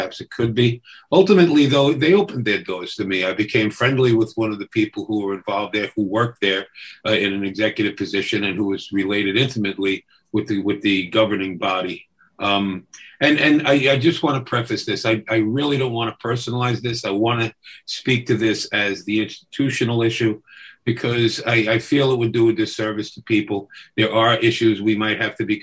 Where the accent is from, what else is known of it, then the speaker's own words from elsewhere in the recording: New York City, New York, United States; also born or lived in Brooklyn, New York City; I was born in Brooklyn and raised in Queens and lived in every borough at some point